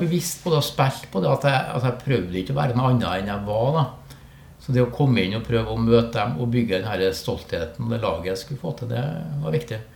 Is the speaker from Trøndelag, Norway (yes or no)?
yes; Trondheim, Trøndelag, Norway; moved away as an adult; also born or lived in Tromsø; Jeg Vokste opp på Byåsen, Halset